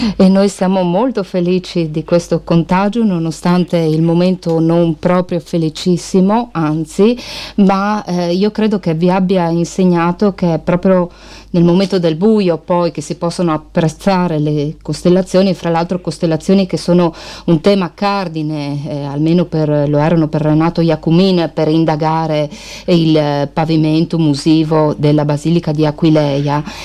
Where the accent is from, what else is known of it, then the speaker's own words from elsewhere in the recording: Friuli-Venezia Giulia, Italy; questa terra, quella friulana, che è nostra madre